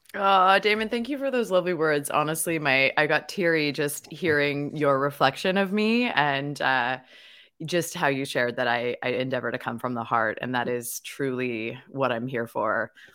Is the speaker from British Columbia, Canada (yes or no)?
yes; Victoria, British Columbia, Canada; I was born and raised in Victoria, B C, Canada